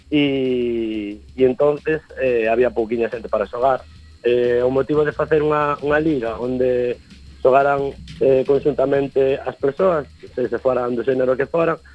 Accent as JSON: {"language": "Galician", "town": "Ourense", "region": "Galicia", "country": "Spain", "also_born_or_lived": "Vigo", "said": "xa me viño para a miña cidade que son de Ourense."}